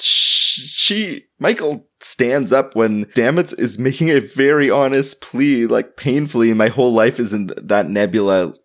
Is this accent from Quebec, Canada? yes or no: no; Toronto, Ontario, Canada; my hometown